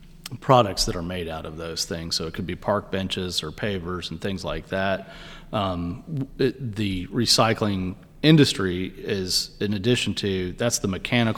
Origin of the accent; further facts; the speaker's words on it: Houston, Texas, United States; I'm from Houston, kind of a slash and burn, no zoning and codes.